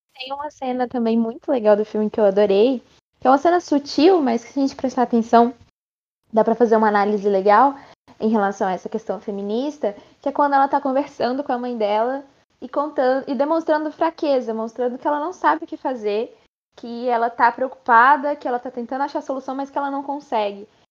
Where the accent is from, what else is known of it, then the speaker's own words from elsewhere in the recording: Brazil; Nós somos brasileiros